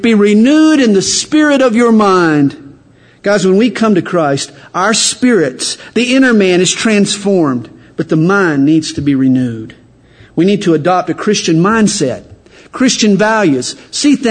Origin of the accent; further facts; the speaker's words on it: the South, United States; accent: Southern; I'm from the South. I just open my mouth. And my accent gives me away